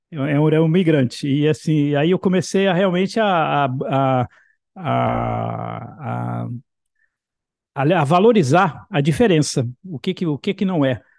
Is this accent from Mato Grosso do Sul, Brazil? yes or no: no; Bahia, Brazil; born there; E, na verdade, no Brasil, eu também era um migrante, porque eu nasci na Bahia